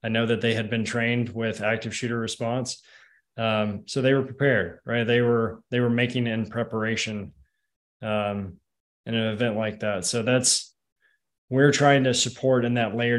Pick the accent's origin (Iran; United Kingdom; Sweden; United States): United States; Nashville, Tennessee; I'm from Nashville, Tennessee. Covenant shooting happened in my backyard